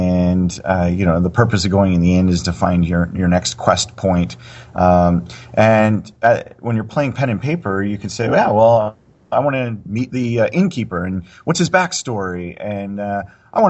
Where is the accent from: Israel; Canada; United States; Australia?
Canada; I'm from Canada